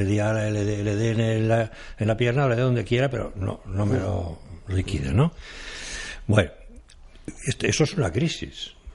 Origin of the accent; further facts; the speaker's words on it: Catalonia, Spain; moved away as an adult; now in Madrid, Spain; yo soy catalán